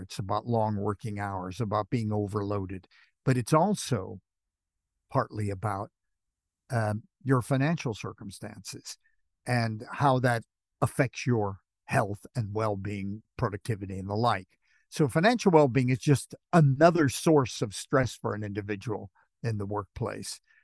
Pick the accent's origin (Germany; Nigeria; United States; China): United States; Los Angeles, California; also born or lived in Manchester, United Kingdom; now in United Kingdom; you can tell from my accent, I come from Hollywood.